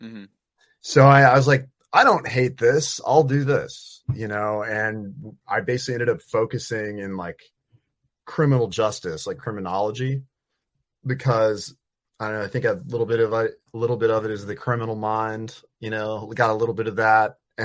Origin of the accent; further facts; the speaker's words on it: Virginia, United States; moved away as an adult; also born or lived in Eugene, Oregon; I'm from Virginia